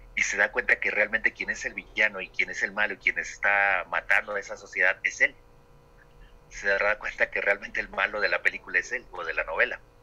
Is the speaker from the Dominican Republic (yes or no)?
no; Mexico; nuestra participación como mexicanos